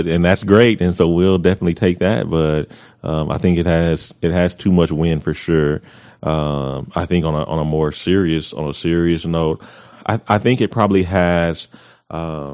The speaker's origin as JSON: {"language": "English", "town": "Amarillo", "region": "Texas", "country": "United States", "tie": "born or raised there", "also_born_or_lived": "Colorado Springs, Colorado / Kansas / Panama", "said": "I'm from the Heights. I mean, I grew up in the Heights"}